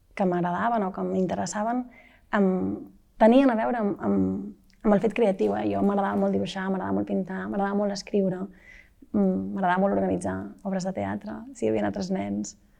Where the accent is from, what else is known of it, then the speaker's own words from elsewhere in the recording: Malla, Catalonia, Spain; also born or lived in Vic; jo vaig néixer a Vic, però bé, dos dies després vaig anar cap a, cap a, cap a Malla, en una casa de, de pagès, que és la casa on, on viuen els meus pares